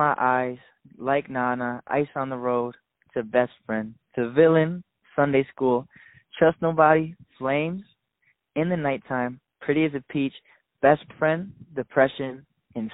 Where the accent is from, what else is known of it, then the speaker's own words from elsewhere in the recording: Salamanca, New York, United States; I'm from a small town in upstate New York called Salamanca